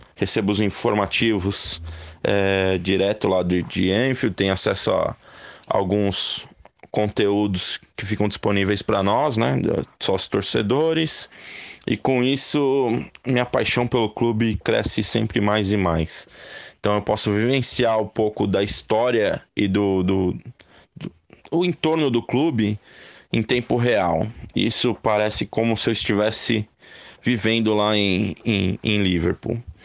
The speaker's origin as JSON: {"language": "Portuguese", "region": "São Paulo", "country": "Brazil", "said": "eu sou de São Paulo, capital, tenho 37 anos"}